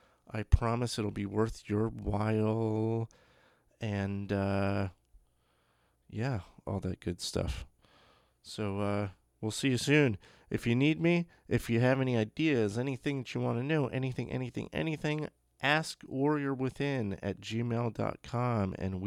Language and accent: English; Toms River, New Jersey, United States; I grew up in New Jersey, Beechwood, Toms River area, New Jersey, and that area is huge, and it's an insanely populated area.